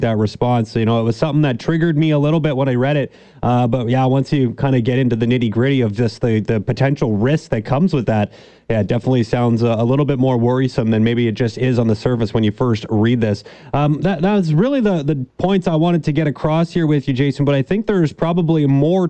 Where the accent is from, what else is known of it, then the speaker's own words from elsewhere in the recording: Canada; as a Canadian